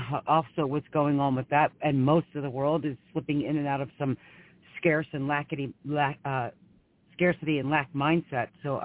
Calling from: Philadelphia, Pennsylvania, United States; Hi, Claire Candy. … from Philadelphia, Pennsylvania.

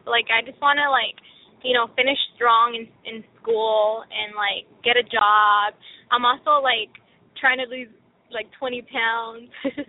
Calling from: Washington, United States; I'm calling from Washington State.

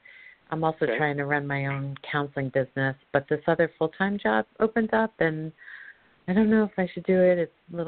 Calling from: Colorado, United States

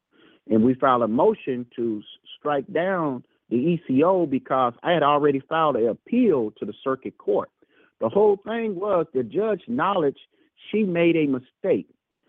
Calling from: Louisville, Kentucky, United States; Okay, we're returning from Louisville from last week call. Louisville, Kentucky.

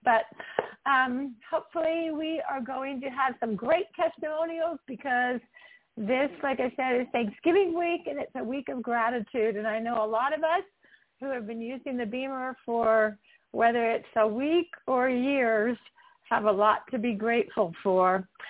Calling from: Utah, United States; As I said, I'm calling in from Utah.

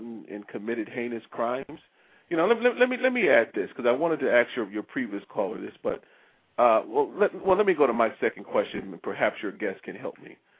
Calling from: Maryland, United States; I'm calling you from Maryland

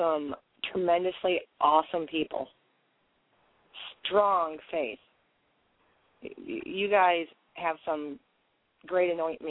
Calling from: Michigan, United States

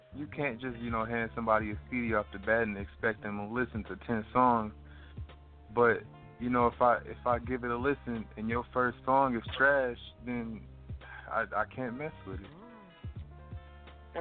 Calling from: Jackson, Mississippi, United States; I'm currently calling from Jackson, Mississippi

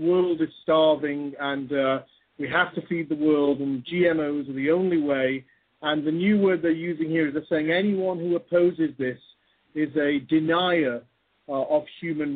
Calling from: Scotland, United Kingdom; I'm calling from Scotland.

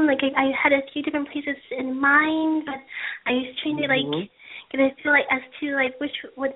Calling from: Hollywood, California, United States; Right now I'm in Hollywood, California area.

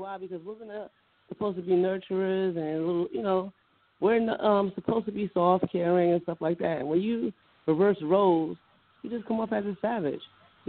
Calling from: Carteret, New Jersey, United States; Calling from Carteret, New Jersey.

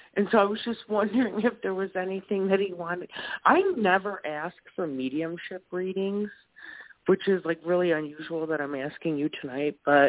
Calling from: Wisconsin, United States; from Wisconsin. I'm your neighbor.

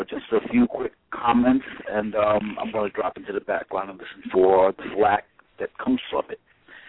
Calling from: New York City, New York, United States; from New York City.

